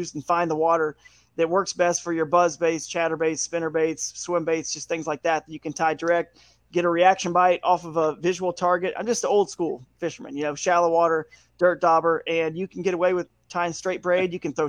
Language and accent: English; Atlanta, Georgia, United States; also born or lived in the Carolinas / Northeast Ohio; now in Ohio, United States; I grew up in the Southeast in Atlanta and lived in the Carolinas for, you know, 15 years